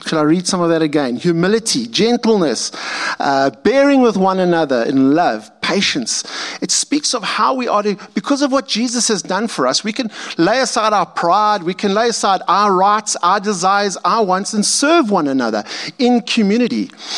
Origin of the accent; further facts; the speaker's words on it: Montana, United States; I grew up as a farm boy in a little farm town of about 500 people. And there's remnants of how I grew up around Montana.